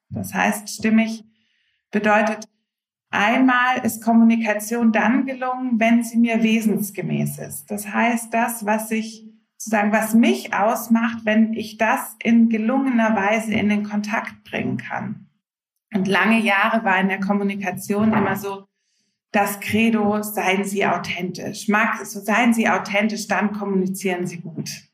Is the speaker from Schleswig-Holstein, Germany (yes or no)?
no; Swabia, near Stuttgart, Baden-Württemberg, Germany; moved away as an adult; now in Hamburg, Germany; Ganz ursprünglich bin ich aus dem Schwabenland, aus der Nähe von Stuttgart und wohne jetzt seit knapp zwölf Jahren in schönen Hamburg mit meiner Familie